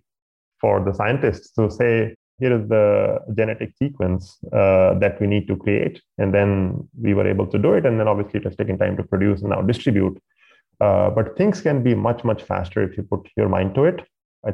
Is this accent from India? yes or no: yes; India; moved away; I grew up in India in a middle-class family